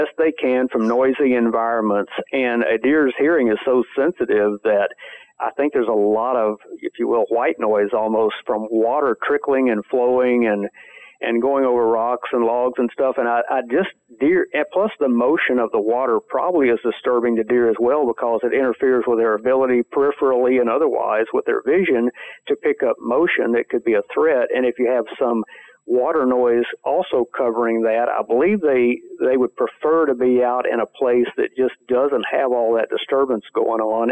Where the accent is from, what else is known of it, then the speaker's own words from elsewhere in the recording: Central Texas, United States; me growing up in Central Texas